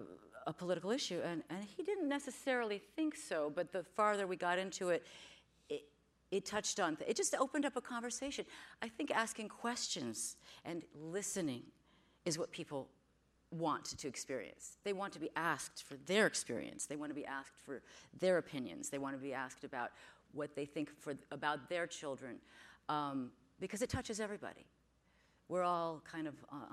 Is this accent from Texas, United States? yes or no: no; New York, United States; moved away as an adult; also born or lived in Georgia; now in California, United States; I'm from New York, so I'm an East Coaster by nature